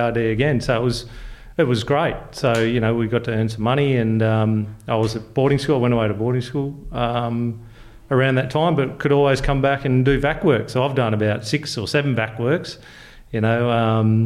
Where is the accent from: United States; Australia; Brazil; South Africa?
Australia; Kambalda, Western Australia; Cambalda is an amazing place. We couldn't have asked for a better place to grow up in.